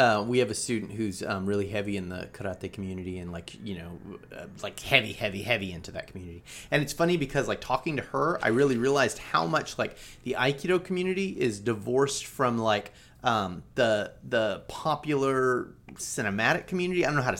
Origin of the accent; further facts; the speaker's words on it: California, United States; I grew up on Del Taco. And it was just a culture shock to me, you know? Like, these are other Californians.